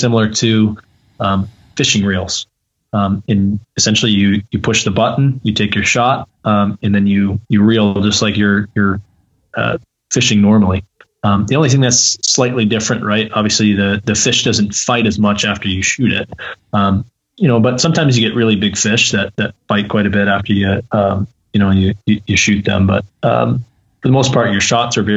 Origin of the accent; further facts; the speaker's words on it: Brighton, Michigan, United States; also born or lived in Upper Peninsula, Michigan; I grew up in Brighton, Michigan, Southeast Michigan, my whole life really